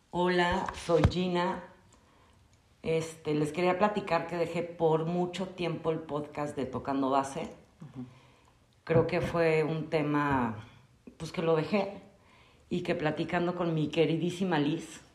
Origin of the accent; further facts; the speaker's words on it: Mexico City, Mexico; now in Querétaro, Mexico; yo soy originaria de la Ciudad de México, ya llevo muchísimos años aquí en Querétaro